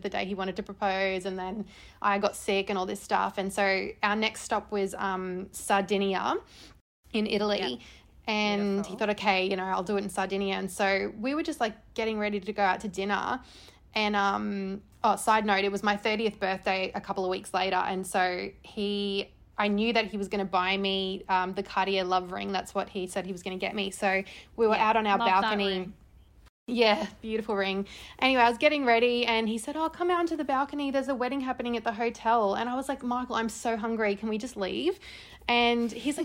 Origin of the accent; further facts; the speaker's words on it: Brisbane, Queensland, Australia; moved away as an adult; also born or lived in Netherlands / Adelaide; now in Sydney, Australia; I grew up in Brisbane